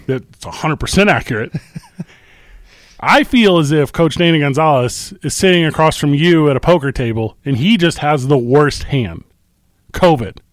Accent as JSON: {"language": "English", "town": "St. Louis", "region": "Missouri", "country": "United States", "tie": "born or raised there", "moved": "yes", "said": "my hometown of Saint Louis, Missouri"}